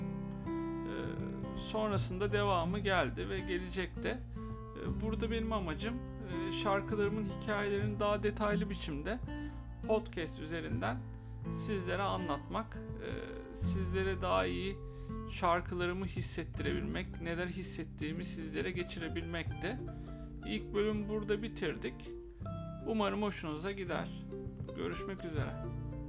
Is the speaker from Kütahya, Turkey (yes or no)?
no; Izmir, Turkey; bin dokuz yüz seksen yedi İzmir'de doğdum. Ee, hayatımın büyük bir kısmını da İzmir'de geçirdim.